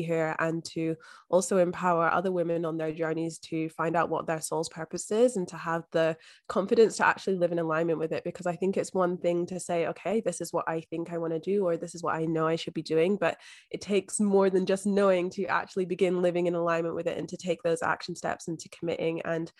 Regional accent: Scotland, United Kingdom; moved away as an adult; now in Australia; So I am originally from Scotland, but I've been living here in Australia for the past 5 years now.

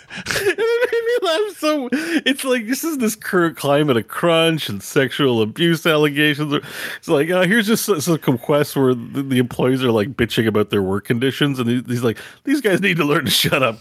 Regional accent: Canada; I'm a Canadian, so we have American keyboard, in French.

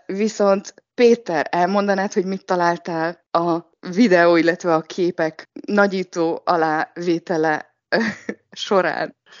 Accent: Hungary; now in Shanghai, China; Mi mindannyian Sankályban élő magyarok vagyunk

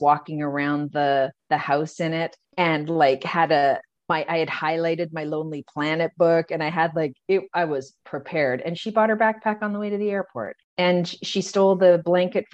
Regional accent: Calgary, Alberta, Canada; also born or lived in Sydney; I'm from Calgary and it was a pretty insular small town kind of vibe then

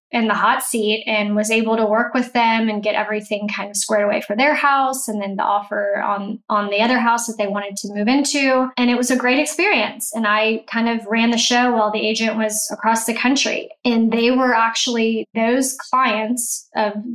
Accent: Houston, Texas, United States; also born or lived in Baton Rouge, Louisiana; I grew up in Houston and I left to go to college. I went to Baton Rouge

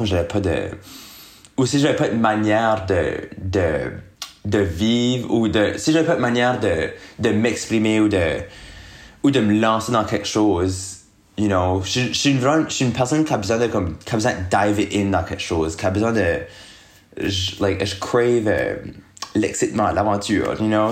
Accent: Moncton, New Brunswick, Canada; moved away as an adult; now in Montreal, Canada; je viens de Moncton, qui est une ville au Nouveau-Brunswick. C'est une, euh, une petite ville, you know, c'est quand même une petite ville. Euh, j'ai resté là pour mes premiers 22 ans de ma vie

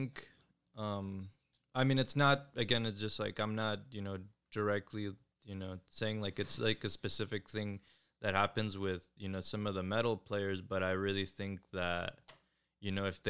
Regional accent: Florida, United States; I'm from Florida.

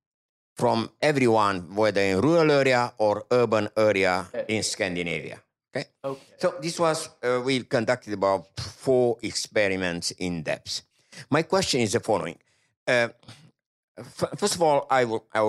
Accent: France; I'm from France

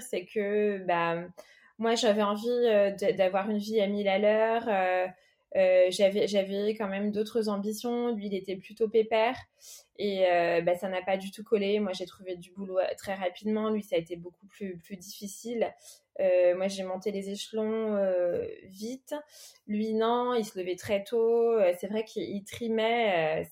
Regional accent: Paris, Île-de-France, France; moved away; also born or lived in Melgaço, Portugal; je suis née à Paris, donc en 1977. mes deux parents sont portugais.

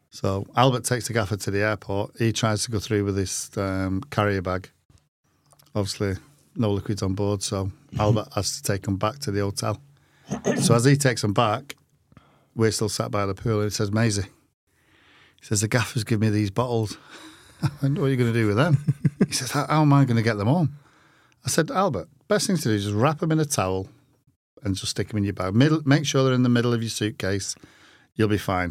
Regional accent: Manchester, North West England, United Kingdom; I come from Manchester

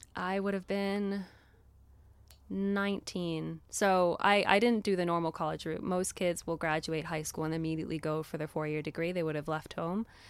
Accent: Florida, Texas, United States; accent: American; also born or lived in Miami, Florida; I was born in Miami, Florida, lived there till I was about ten.

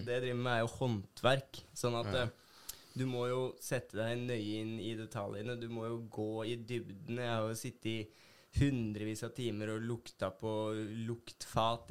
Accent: Hønefoss, Buskerud, Norway; moved away as an adult; now in Bergen, Norway; jeg er fra Hønefoss

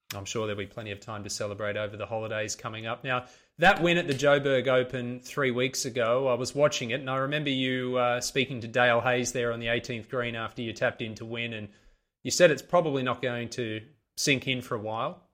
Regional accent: Sydney, New South Wales, Australia; I'm from Sydney in Australia

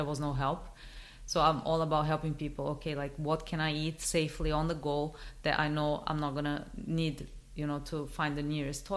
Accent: Brazil; moved away; I'm originally from Brazil.

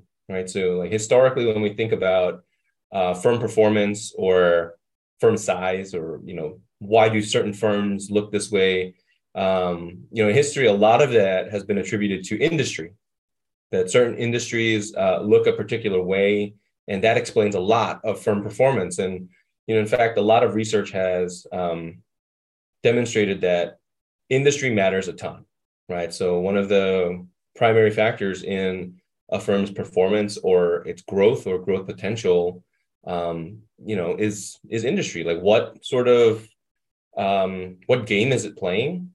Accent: New York City, New York, United States; moved away as an adult; also born or lived in Boston / Minnesota; I was born and raised in Brooklyn, New York.

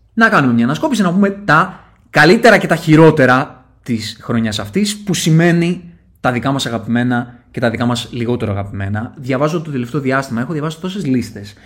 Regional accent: Athens, Attica, Greece; είμαι και από τα Σεπόλια

